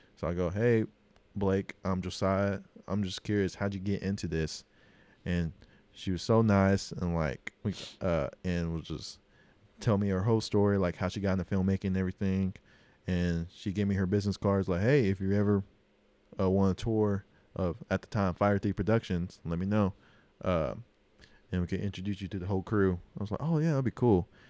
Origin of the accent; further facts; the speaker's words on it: Oklahoma, United States; accent: Oklahoma; my accent, like, Oklahoma accent and being native